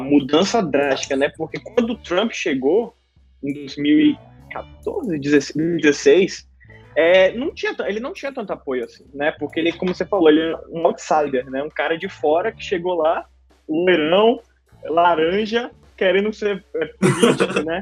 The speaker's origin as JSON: {"language": "Portuguese", "town": "Salvador", "region": "Bahia", "country": "Brazil", "moved": "yes", "lives_now": "United States", "said": "sou de Salvador, Bahia"}